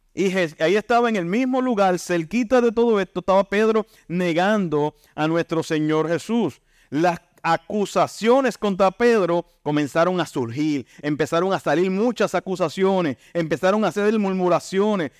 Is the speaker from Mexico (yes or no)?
no; Santa Isabel, Puerto Rico; Yo soy de Santa Isabel, natural de Santa Isabel